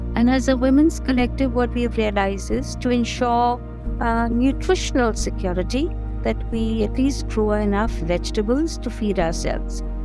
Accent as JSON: {"language": "English", "region": "Delhi", "country": "India", "tie": "born or raised there", "also_born_or_lived": "Punjab (ancestry)", "moved": "as an adult", "lives_now": "Munsiari, India", "said": "I am pretty much a city uh, woman who grew up, who was born and brought up in Delhi"}